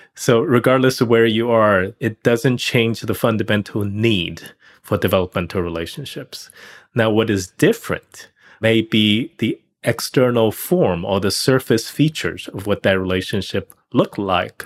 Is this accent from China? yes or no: yes; China; moved away as an adult; also born or lived in Pittsburgh, Pennsylvania; I grew up in China